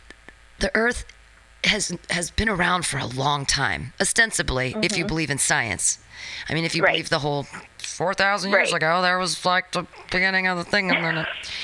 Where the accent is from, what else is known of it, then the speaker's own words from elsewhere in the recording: San Francisco, California, United States; I'm from San Francisco